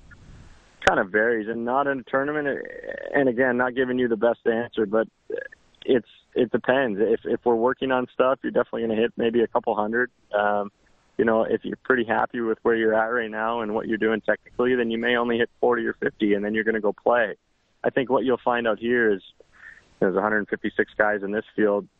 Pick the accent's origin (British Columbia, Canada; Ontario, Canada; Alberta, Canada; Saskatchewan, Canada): British Columbia, Canada; Langley; moved away as an adult; also born or lived in South Louisiana; now in Houston, United States; I grew up in Langley, B.C.